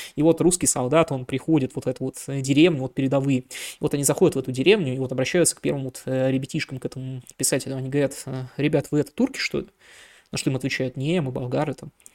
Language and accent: Russian; Irkutsk, Irkutsk Oblast, Russia; я из Иркутска